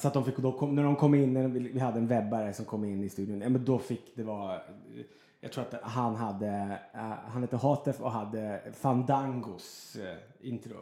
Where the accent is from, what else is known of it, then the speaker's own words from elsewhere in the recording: Luleå, Norrbotten County, Sweden; moved away as an adult; also born or lived in Gothenburg; now in Stockholm, Sweden; vi alla bodde i Luleå och det var liksom mina barndomskompisar